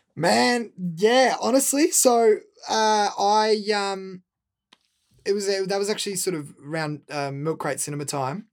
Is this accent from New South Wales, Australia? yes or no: no; Melbourne, Victoria, Australia; also born or lived in San Diego, United States / Los Angeles, United States; growing up in Saint Kilda